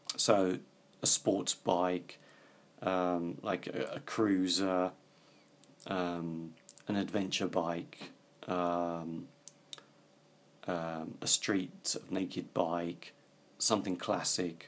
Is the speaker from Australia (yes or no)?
no; United Kingdom; I come from Britain, which is an island.